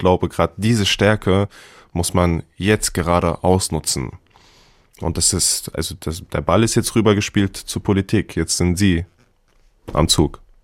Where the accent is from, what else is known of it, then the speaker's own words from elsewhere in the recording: Hanau, Hesse, Germany; Hanau Kesselstadt ist meine Heimat. Ich bin da geboren und aufgewachsen.